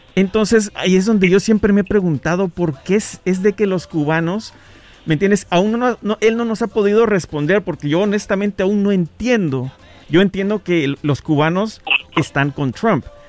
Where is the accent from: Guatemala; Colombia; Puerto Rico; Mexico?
Guatemala; Yo soy de Guatemala